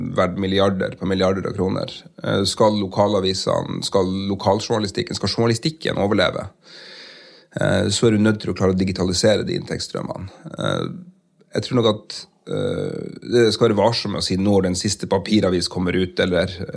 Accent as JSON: {"language": "Norwegian", "town": "Porsanger", "region": "Finnmark", "country": "Norway", "tie": "born or raised there", "also_born_or_lived": "Karasjok", "accent": "Finnmark dialect", "moved": "as an adult", "lives_now": "Tromsø, Norway", "said": "jeg vokste opp i, i Karasjok og i uh, Porsanger"}